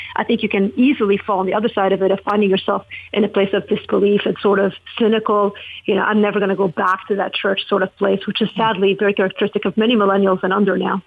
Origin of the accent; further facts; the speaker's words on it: Lebanon; now in United States; I'm from Lebanon